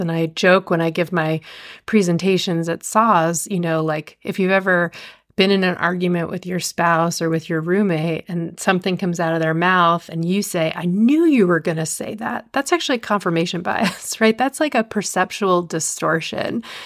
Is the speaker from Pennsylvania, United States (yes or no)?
no; just outside New York City, United States; moved away as an adult; also born or lived in Montana; I grew up just outside New York City